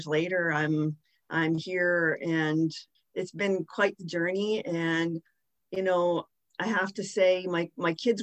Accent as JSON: {"language": "English", "town": "West Lorne", "region": "Ontario", "country": "Canada", "said": "I'm actually from West Lorne, Ontario"}